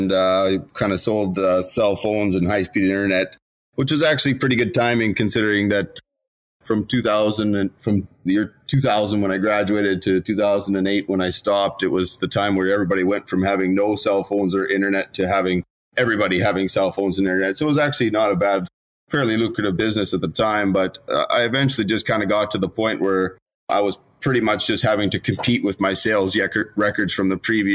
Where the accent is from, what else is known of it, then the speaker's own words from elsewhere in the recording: Regina, Saskatchewan, Canada; I was born and raised in Regina, so I know a lot of people